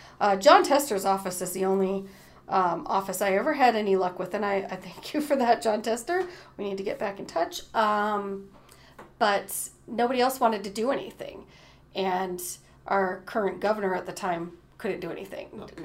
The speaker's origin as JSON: {"language": "English", "town": "Cleveland", "region": "Ohio", "country": "United States", "tie": "born there", "said": "on my passport, it states I was born in Cleveland."}